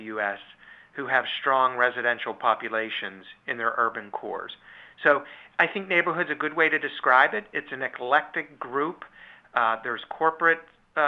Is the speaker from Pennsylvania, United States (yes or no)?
yes; Pittsburgh, Pennsylvania, United States; also born or lived in Baldwin, Pennsylvania; I'm born and raised in Pittsburgh. I've lived here all of my life.